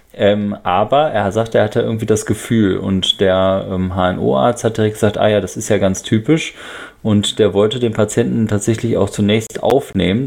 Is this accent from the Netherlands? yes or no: yes; Netherlands; moved away; aus meinem Heimatland sozusagen, nämlich aus den Niederlande